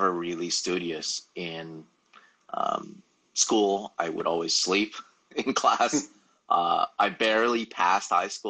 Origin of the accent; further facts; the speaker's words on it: Los Angeles, California, United States; I've pretty much failed every single English class that I've taken here, growing up in Los Angeles